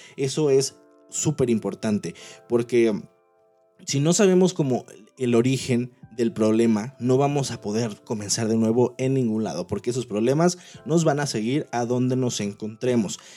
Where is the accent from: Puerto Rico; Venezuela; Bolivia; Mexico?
Mexico; Manzanillo, Colima; moved away as an adult; now in Monterrey, Mexico; yo amo la ciudad de donde vengo, soy de Manzanillo, Colima, actualmente vivo en la ciudad de Monterrey, Nuevo León